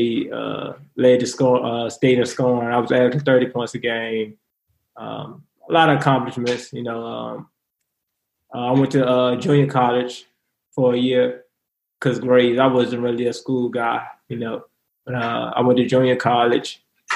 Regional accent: Richmond, Virginia, United States; I'm from Richmond, Virginia. I grew up in Richmond, Virginia.

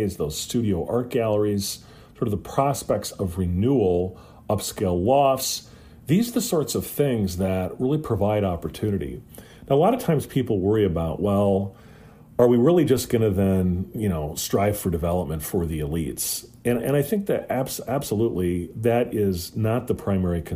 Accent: Fayette County, northeast Iowa, United States; My hometown is Decorah. It's a town of about 7,000, located in southern Fayette County in northeast Iowa

